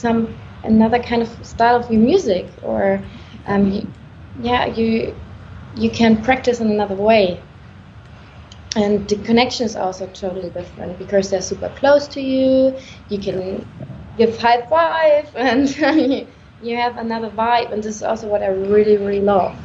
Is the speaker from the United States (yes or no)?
no; Germany; I'm from Germany